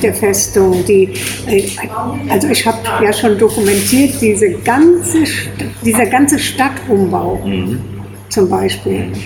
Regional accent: Brohl-Lützing, Rhineland-Palatinate, Germany; also born or lived in Kleve, North Rhine-Westphalia / Namedy; now in Koblenz, Germany; ich bin in Kleve am Niederrhein geboren. Ja. Und bin dann in Brohl am Rhein aufgewachsen

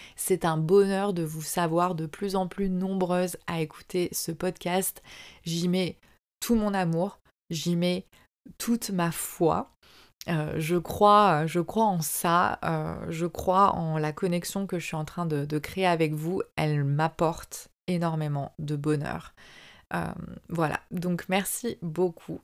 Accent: France; moved away as an adult; also born or lived in Southeast Asia; j'ai quitté la France et que je suis partie vivre en Asie du Sud-Est

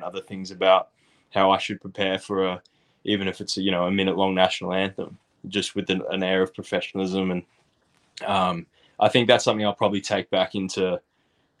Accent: Australia; moved away; also born or lived in United States; I grew up in Oz

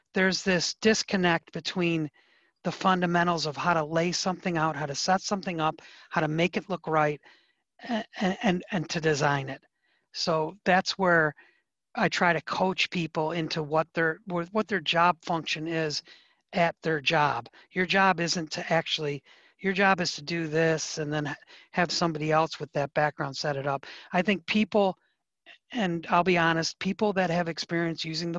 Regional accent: Detroit, Michigan, United States; I'm from Detroit

